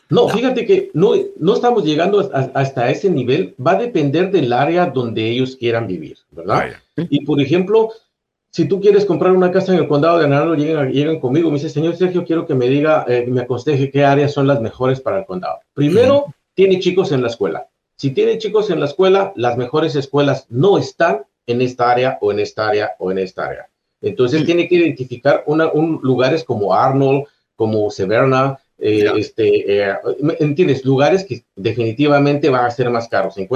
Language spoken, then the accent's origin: Spanish; Guatemala; moved away as an adult; now in United States; soy de Guatemala. Guatemala.